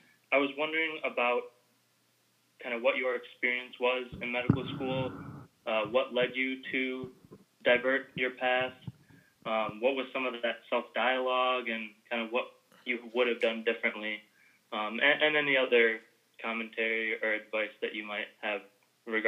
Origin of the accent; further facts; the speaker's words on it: Michigan, United States; moved away as an adult; now in Washington, D.C., United States; I'm originally from Michigan, so could have the option to go back home there